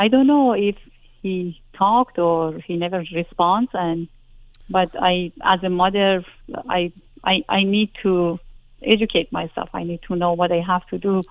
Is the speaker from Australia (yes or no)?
no; Iran; moved away as an adult; I was coming from Iran